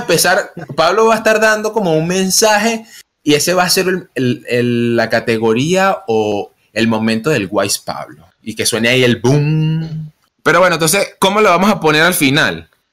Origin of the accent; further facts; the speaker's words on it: Venezuela; Nosotros que somos de Venezuela